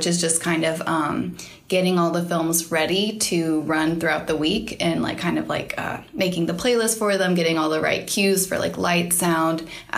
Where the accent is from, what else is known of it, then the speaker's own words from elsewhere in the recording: Knoxville, Tennessee, United States; I'm from Knoxville, Tennessee